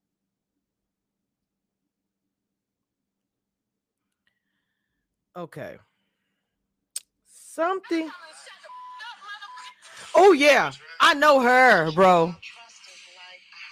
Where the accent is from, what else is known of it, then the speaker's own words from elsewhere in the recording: United States; also born or lived in Louisiana / Texas; I am not from Atlanta and I'm from Texas, well, Louisiana slash